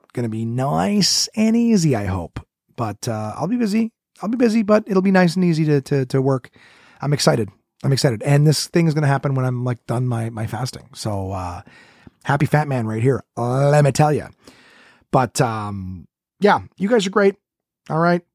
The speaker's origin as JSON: {"language": "English", "town": "Ottawa", "region": "Ontario", "country": "Canada", "tie": "born or raised there", "said": "Ottawa, my hometown"}